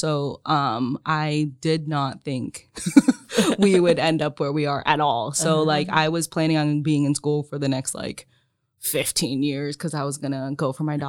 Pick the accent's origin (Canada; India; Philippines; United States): Philippines; So like, I'm Filipino. My parents made Filipino food, which I always loved growing up